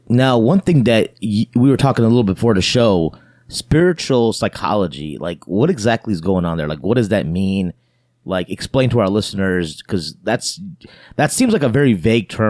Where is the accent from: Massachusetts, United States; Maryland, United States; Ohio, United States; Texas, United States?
Ohio, United States; I grew up in Ohio